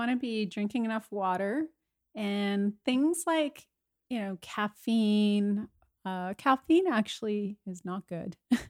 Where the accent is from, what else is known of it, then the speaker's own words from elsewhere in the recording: Winnipeg, Manitoba, Canada; my hometown, Winnipeg.